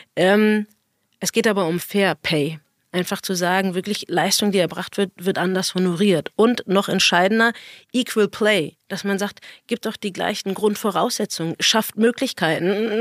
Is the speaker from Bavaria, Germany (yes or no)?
no; Berlin, Germany; Ich bin Berliner, habe jahrelang irgendwie in Berlin gespielt